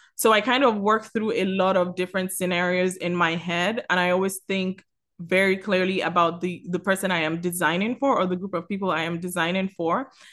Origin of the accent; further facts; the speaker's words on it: Lagos, Nigeria; also born or lived in Miami; now in Atlanta, United States; I'm originally from Lagos, Nigeria